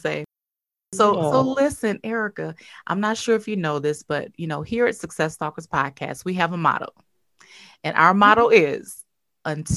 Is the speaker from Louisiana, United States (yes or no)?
yes; Covington, Louisiana, United States; I'm originally from Covington